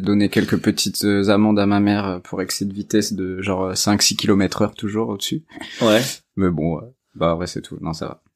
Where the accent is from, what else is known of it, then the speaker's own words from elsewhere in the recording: Limoges, Nouvelle-Aquitaine, France; now in Paris, France; j'ai grandi à Limoges